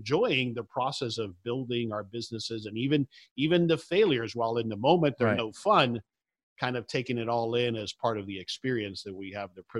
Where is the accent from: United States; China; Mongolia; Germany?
United States; Hialeah, Florida; I grew up mostly in Hialeah and parts thereof. Yeah, my parents are Cuban immigrants, as you can imagine.